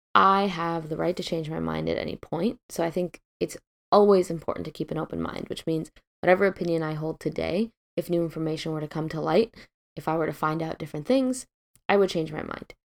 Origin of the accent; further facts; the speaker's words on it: Midwest, United States; now in West Coast, United States; I'm originally from the Midwest. I grew up in a relatively liberal town